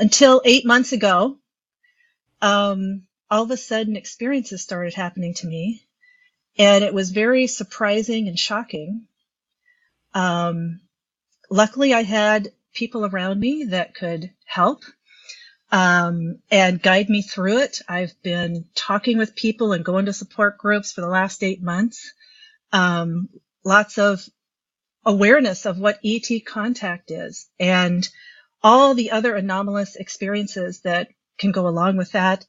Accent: Midwest, United States; I'm just a Midwesterner

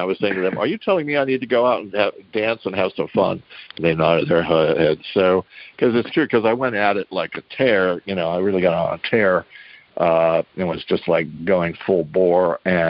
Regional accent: New Rochelle, New York, United States; moved away; also born or lived in Texas / San Antonio; told her I'd grown up in New Rochelle.

